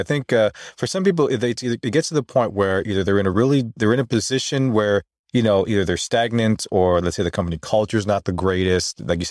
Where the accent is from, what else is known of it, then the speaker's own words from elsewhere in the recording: Philippines; I think, especially for us being Filipino, all of our parents want us to have that stable and secure job, right?